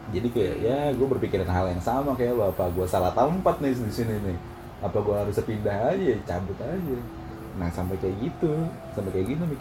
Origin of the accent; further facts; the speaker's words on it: South Jakarta, Jakarta, Indonesia; di Jaksel gue anak Jaksel bro Yo, SD SMP tapi rupanya